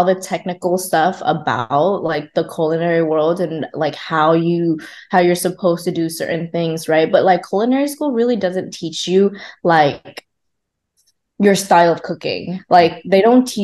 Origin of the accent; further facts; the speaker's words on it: Oxnard, California, United States; first language Vietnamese; English is a second language; also born or lived in Vung Tau, Vietnam; now in Los Angeles, United States; I moved over to the States when I was 8 years old. I grew up in Oxnard.